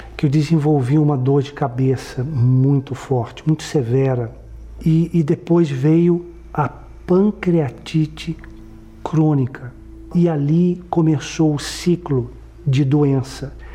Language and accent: Portuguese; São Paulo, Brazil; eu nasci em São Paulo